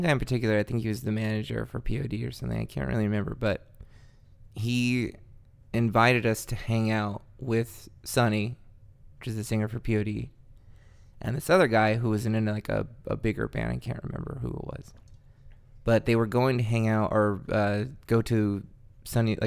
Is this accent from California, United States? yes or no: yes; Madera, California, United States; I was raised in Madtown, which is Madera.